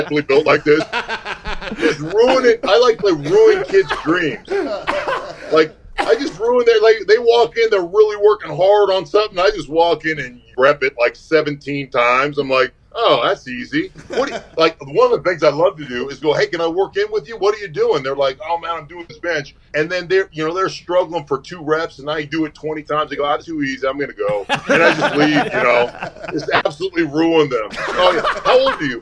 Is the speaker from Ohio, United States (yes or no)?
no; Alaska, United States; moved away; I'm from Alaska